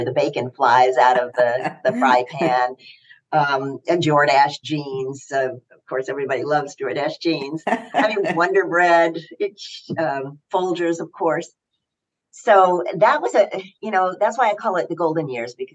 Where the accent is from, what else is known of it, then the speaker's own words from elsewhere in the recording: Knoxville, Tennessee, United States; moved away as an adult; also born or lived in New York City; I grew up in Knoxville, Tennessee, and a wonderful background